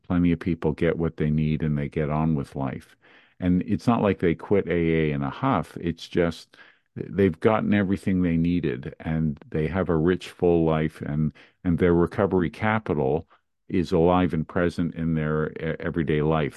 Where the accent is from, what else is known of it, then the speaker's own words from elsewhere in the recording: Montreal, Quebec, Canada; I grew up in Montreal, Canada